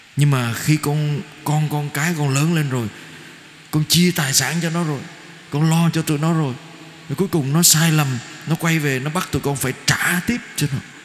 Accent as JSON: {"language": "Vietnamese", "country": "Vietnam", "said": "người Việt Nam của chúng ta"}